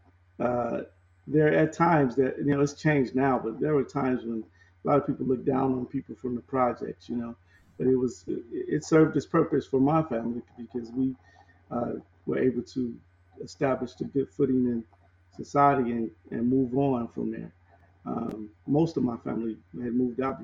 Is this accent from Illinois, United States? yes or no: yes; Chicago, Illinois, United States; I am born and raised in Chicago. I grew up in the Chicago Housing Authority projects